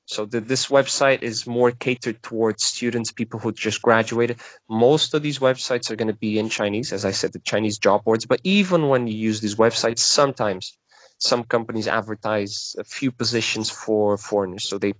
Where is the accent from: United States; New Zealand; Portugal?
Portugal; I know that, for example, my home country, Portugal, there is government programs that send university graduates and young graduates to China